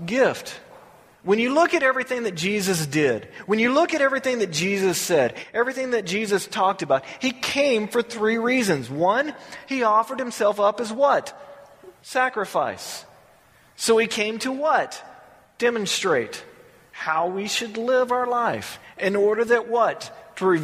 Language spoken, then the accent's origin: English; the South, United States; Growing up in the South